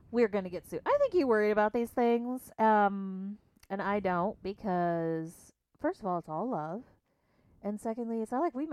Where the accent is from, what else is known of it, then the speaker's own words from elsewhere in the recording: Illinois, United States; I'm from the Payne, Illinois. I'm 43 years, so old.